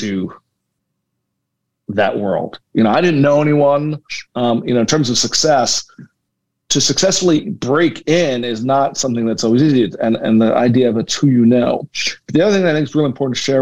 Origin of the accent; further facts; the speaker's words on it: Philadelphia, Pennsylvania, United States; I was born in Philadelphia, born and raised